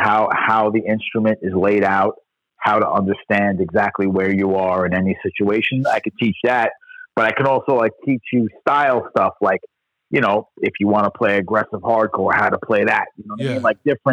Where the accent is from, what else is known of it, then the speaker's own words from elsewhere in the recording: New York City, New York, United States; I grew up in New York. I grew up in Queens in the 70s